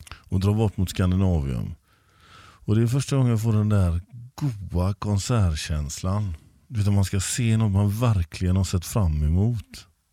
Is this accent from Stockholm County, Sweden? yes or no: no; Gothenburg, Västra Götaland, Sweden; Jag är uppvuxen i Backa.